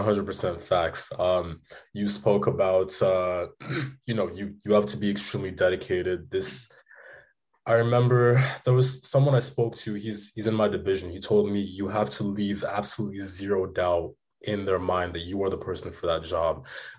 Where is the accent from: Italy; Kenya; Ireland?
Kenya; You know, me as my family, I came from Kenya. It's been a hard life.